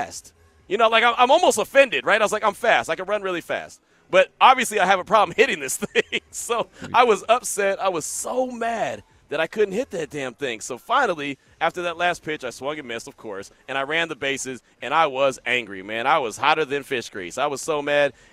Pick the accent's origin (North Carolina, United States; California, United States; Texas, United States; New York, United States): California, United States; the Bay Area; growing up in the Bay